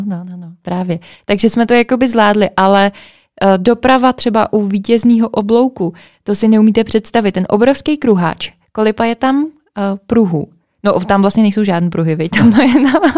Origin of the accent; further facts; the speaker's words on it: Plzeň, Plzeň Region, Czechia; my jsme z Plzně